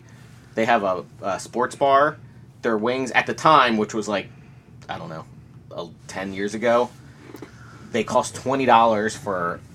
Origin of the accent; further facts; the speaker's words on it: United States; I'm from the States